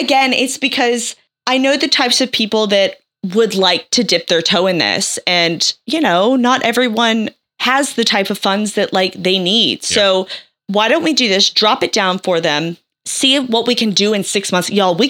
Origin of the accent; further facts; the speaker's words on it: United States; I am American